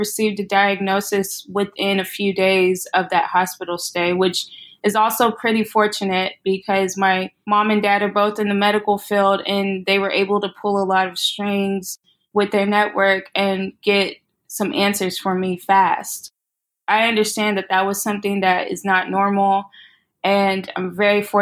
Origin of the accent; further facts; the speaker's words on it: Austin, Texas, United States; moved away as an adult; also born or lived in Corpus Christi, Texas / Houston, Texas / Washington, District of Columbia, United States; now in Brooklyn, New York, United States; So I am originally from Texas, born and raised. I was born in Corpus Christi, Texas, and moved to Austin when I was 5